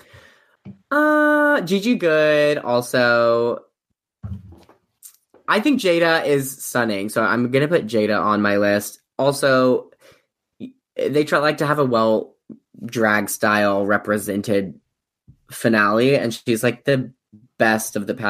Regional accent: Missouri, United States; We're both from Missouri

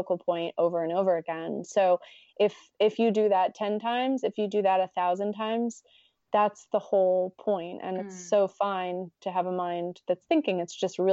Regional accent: United States; me being American

